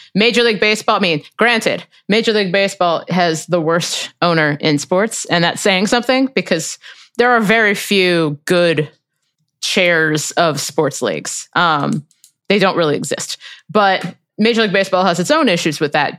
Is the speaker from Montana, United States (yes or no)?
no; Cincinnati, Ohio, United States; I'm from Cincinnati